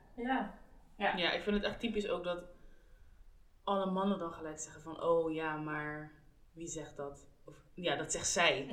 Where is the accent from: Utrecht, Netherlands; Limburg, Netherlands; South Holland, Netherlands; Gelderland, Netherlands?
South Holland, Netherlands; The Hague; Wij komen alle drie uit Den Haag